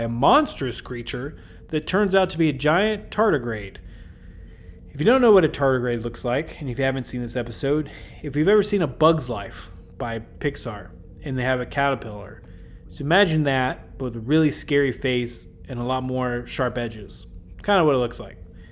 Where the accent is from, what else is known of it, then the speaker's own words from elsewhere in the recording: Kentucky, United States; accent: Kentucky; My Kentucky accent